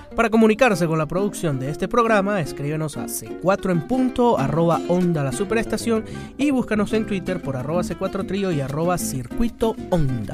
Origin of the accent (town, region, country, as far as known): Venezuela